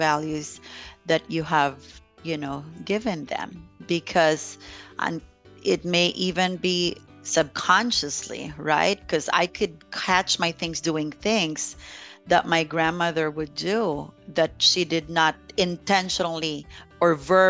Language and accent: English; Philippines; now in United States; growing up in the Philippines, we weren't too wealthy.